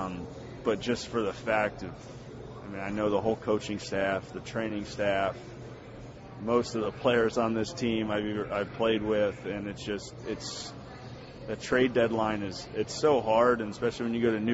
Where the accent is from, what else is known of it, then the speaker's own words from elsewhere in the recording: Cincinnati, Ohio, United States; I grew up in Cincinnati.